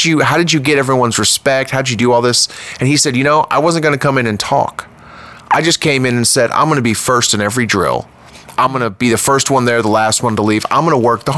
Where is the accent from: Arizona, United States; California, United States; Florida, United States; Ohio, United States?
Florida, United States; I grew up in Florida